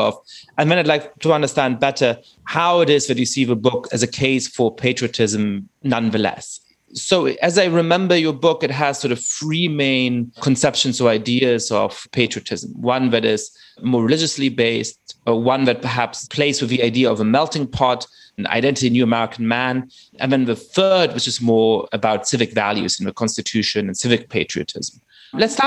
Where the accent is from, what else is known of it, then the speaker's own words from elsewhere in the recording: Germany; I grew up in Germany and I'm Jewish.